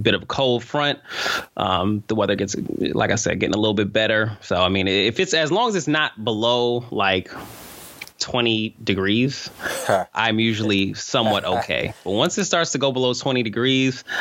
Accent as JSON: {"language": "English", "region": "New York", "country": "United States", "tie": "born or raised there", "moved": "yes", "lives_now": "Boston, United States", "said": "I grew up in New York"}